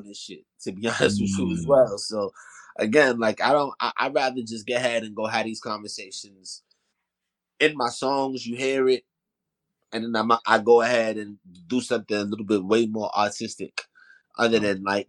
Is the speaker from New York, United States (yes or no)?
yes; New York City, New York, United States; I'm really from Soundview Projects. Like, you know, Stevenson Commons